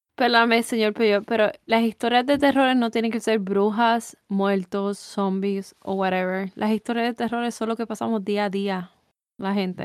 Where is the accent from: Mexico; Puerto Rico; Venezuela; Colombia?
Puerto Rico; moved away as an adult; me gustaría estar en mi país